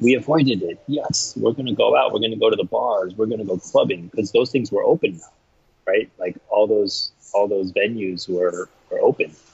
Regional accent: United States; now in Taipei, Taiwan; I'm an American citizen, I hold a U.S. passport

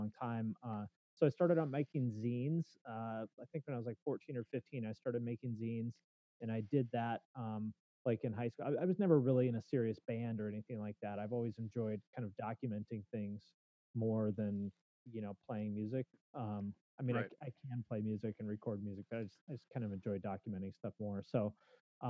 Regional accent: Snohomish, Washington, United States; also born or lived in Bellingham, Washington; I grew up in Snohomish, Washington, which is a suburb maybe about 20 miles north of Seattle.

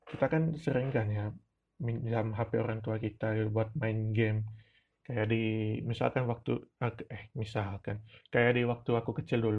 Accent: Ruteng, East Nusa Tenggara, Indonesia; first language Manggarai; Indonesian is a second language; Sebenarnya kata Lejong Sama ini berasal dari bahasa daerah saya, yaitu Manggerai Ruteng, yang artinya itu...

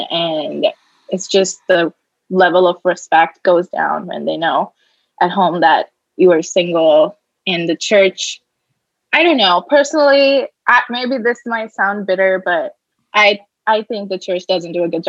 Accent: Hyderabad, Telangana, India; now in United States; No. You were just like, so where are you from? And I was like, you know, I'm from Hyderabad.

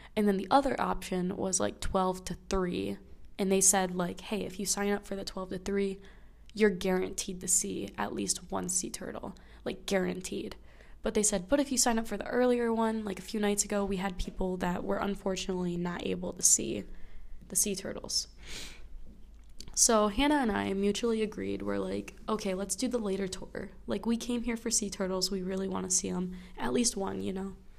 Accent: United States; I am now back in my home state where there is snow everywhere

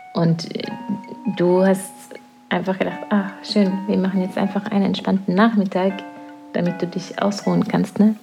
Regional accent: Norway; now in La Palma, Spain; Norwegen ist meine Heimat. Es wird immer meine Heimat sein

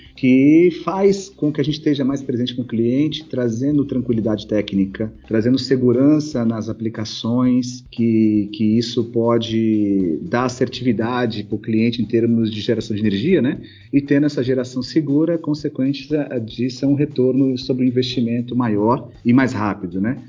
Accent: São Paulo, Brazil; also born or lived in Ipatinga, Minas Gerais; Nasci em Patinga, Minas Gerais. Moro em São Paulo desde os meus seis anos de idade

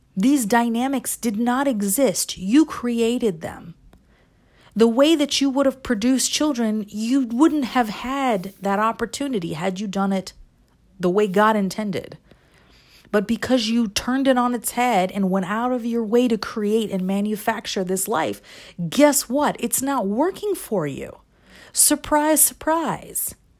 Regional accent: United States; I'm American too

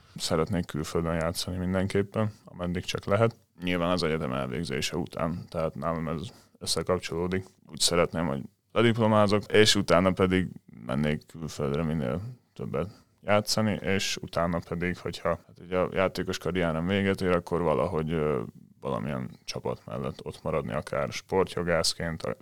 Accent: Dunaújváros, Fejér, Hungary; Dunaújvárosban, ahonnan én származom

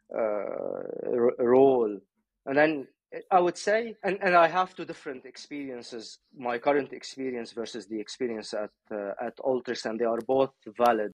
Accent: Beirut, Beirut Governorate, Lebanon; now in United Kingdom; I was born I was born in Beirut.

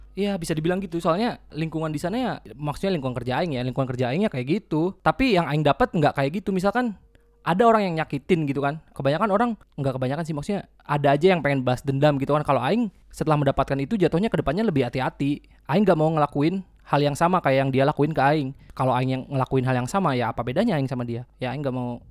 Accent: Kuningan, West Java, Indonesia; kita orang Kuningan, jadi problemnya bahasa Kuningan

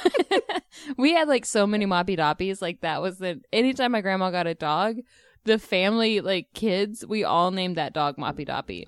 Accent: Texas, United States; I grew up in Texas

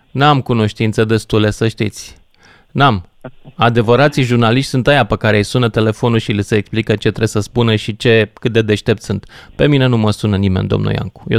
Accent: Argeș, Romania; Chit că sunt din Argeș.

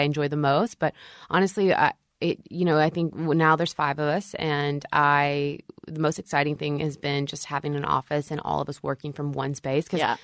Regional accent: Shreveport, Louisiana, United States; born or raised there; now in Nashville, United States

